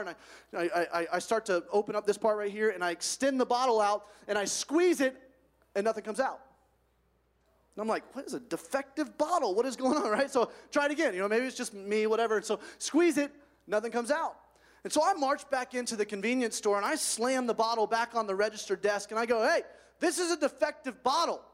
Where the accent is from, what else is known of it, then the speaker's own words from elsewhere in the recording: Alabama, United States; I grew up in Alabama, which is the armpit of the United States in terms of heat and temperature